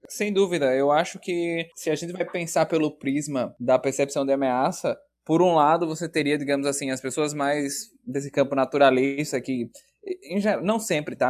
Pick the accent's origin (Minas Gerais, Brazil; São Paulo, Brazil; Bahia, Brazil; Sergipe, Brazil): Sergipe, Brazil; Aracaju; moved away as an adult; now in Porto Alegre, Brazil; Embora eu seja de Aracaju, eu mudei de Aracaju para Porto Alegre para fazer a graduação em psicologia.